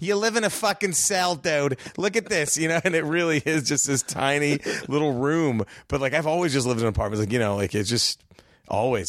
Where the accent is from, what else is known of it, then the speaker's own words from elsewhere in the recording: Dallas, Texas, United States; moved away as an adult; now in Los Angeles, United States; I was born in Dallas. My whole family is from a border town right there in, in Texas